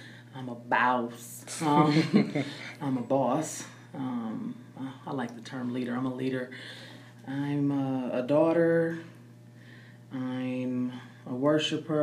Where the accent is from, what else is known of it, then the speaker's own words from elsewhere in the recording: Georgia, United States; moved away as an adult; also born or lived in Decatur, Georgia / Augusta, Georgia / Sardis, Georgia / Waynesboro, Georgia; I was born in Decatur, Georgia